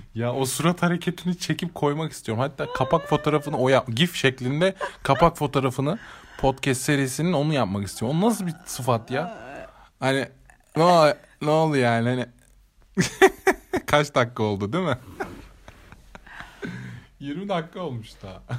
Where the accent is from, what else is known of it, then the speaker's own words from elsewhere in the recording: Eskişehir, Turkey; biz de buralıyız